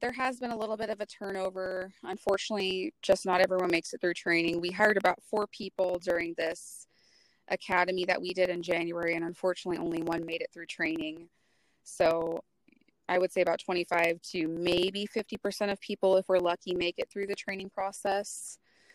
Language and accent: English; Western Washington, United States; I was born and raised in Western Washington, and so I've just always lived here